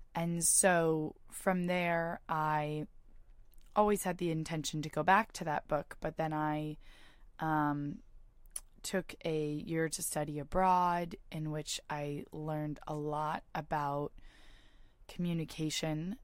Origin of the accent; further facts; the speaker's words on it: Bay Area, California, United States; I'm from the Bay Area. I went to high school in the Bay Area